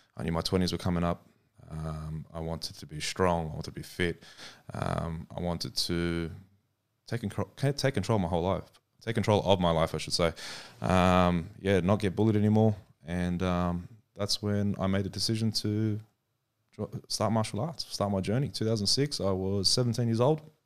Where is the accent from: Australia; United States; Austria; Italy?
Australia; we're from Australia